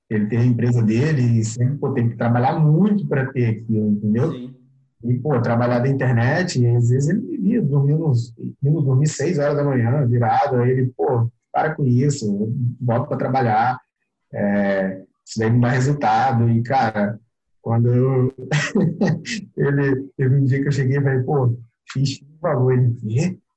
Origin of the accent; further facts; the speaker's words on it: Rio de Janeiro, Brazil; eu vou mudar, vou pro Rio, eu é, sou do Rio, mas eu sou do interior do Rio, vou pro, pra capital